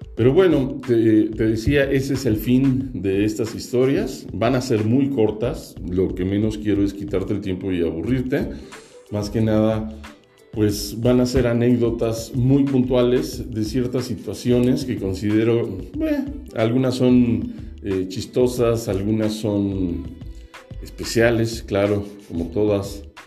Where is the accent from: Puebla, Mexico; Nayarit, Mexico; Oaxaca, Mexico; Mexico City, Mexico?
Mexico City, Mexico; also born or lived in Toluca; Nací en la Ciudad de México y vivo en la Ciudad de México.